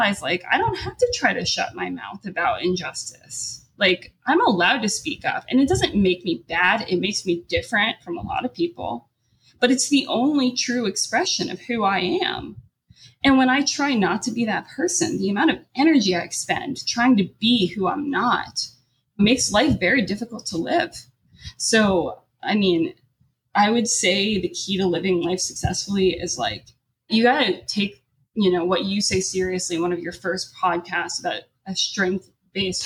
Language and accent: English; United States; having been so lucky to be positioned as like an American born